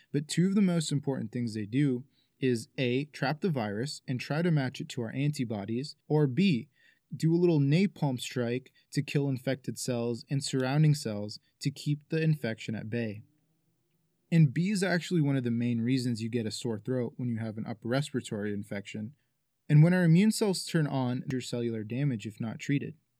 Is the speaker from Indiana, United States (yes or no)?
no; Arizona, United States; My home state of Arizona